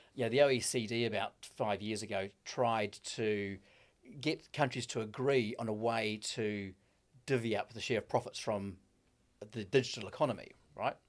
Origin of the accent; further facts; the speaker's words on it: Gisborne, New Zealand; moved away; also born or lived in Auckland, New Zealand / United Kingdom; I'm a Gisborne boy originally.